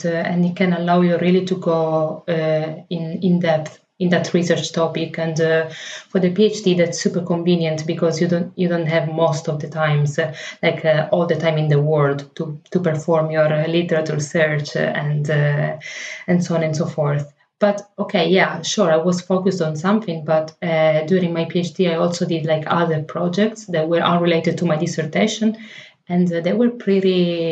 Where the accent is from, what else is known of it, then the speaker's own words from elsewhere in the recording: Palermo, Sicily, Italy; I'm from Palermo.